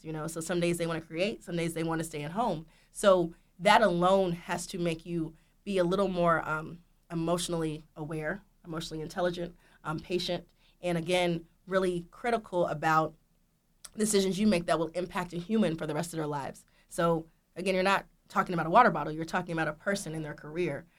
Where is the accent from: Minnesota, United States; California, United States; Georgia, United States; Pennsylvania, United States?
Georgia, United States; Marietta; I'm from Marietta, Georgia